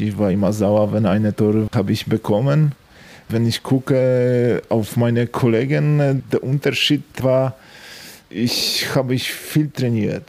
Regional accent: Strzelce Opolskie, Opole Voivodeship, Poland; German is a second language; moved away as an adult; Meine Heimatstadt ist Sawatzke und ich habe dort bis 18 Jahre gelebt.

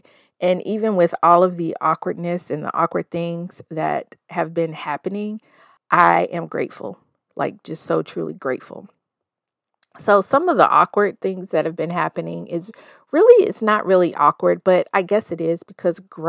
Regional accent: the South, United States; moved away as an adult; also born or lived in Denver, Colorado; I'm a 40-plus-year-old woman raised in the South, currently splitting my time between the Mile High City and my hometown

